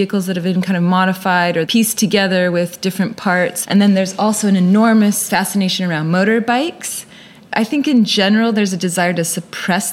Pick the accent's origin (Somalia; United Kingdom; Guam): Guam; also born or lived in California / Japan / New Orleans; now in Tasmania, Australia; was born in California and raised in Guam, and a bit in Japan as well